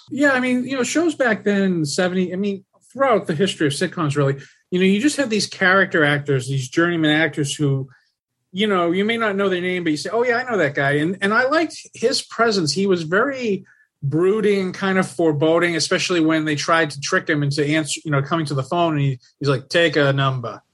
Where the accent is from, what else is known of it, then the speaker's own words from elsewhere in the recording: Lawrence, Massachusetts, United States; I'm from I'm from Massachusetts. I grew up in a city called Lawrence.